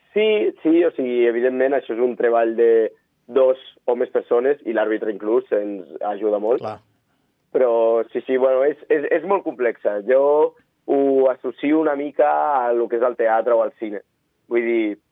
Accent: Andorra; soc d'Andorra

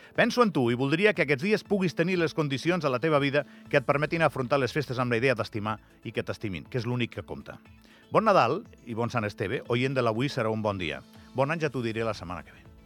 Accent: Andorra; Som tan andorrans com el que més

